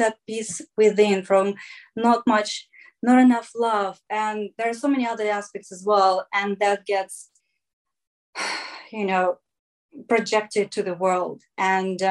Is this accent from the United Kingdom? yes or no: no; Russia; moved away; growing up in Russia